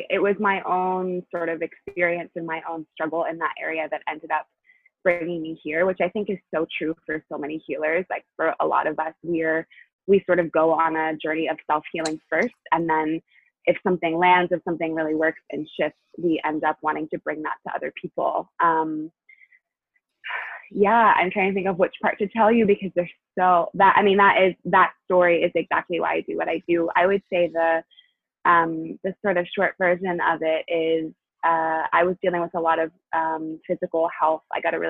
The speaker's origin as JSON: {"language": "English", "region": "New Hampshire", "country": "United States", "tie": "born or raised there", "also_born_or_lived": "Tennessee / Chicago", "lives_now": "Los Angeles, United States", "said": "And I grew up half in New Hampshire, half in Tennessee, and went to college in Chicago and now live in LA."}